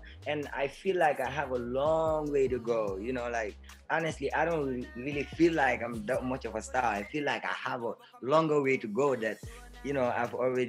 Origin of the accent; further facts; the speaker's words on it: Brikama, West Coast Region, Gambia; I'm from Brikama. I'm a young, talented Afromandingo rap star from the Gambia.